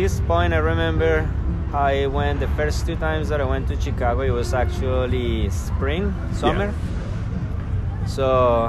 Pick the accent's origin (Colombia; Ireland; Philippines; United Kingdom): Colombia; Bogotá, Bogotá Capital District; English is a second language; moved away as an adult; also born or lived in Spain / El Salvador; now in Canton, North Carolina, United States; Since I came from Colombia, like, I grew up in Bogota, and Bogota is at 9,000 feet above sea level.